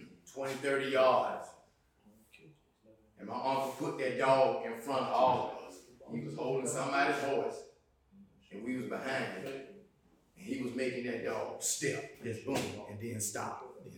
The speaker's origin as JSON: {"language": "English", "town": "Thomasville", "region": "Georgia", "country": "United States", "also_born_or_lived": "Virginia", "moved": "as an adult", "lives_now": "Atlanta, United States", "said": "I'm from Thomasville."}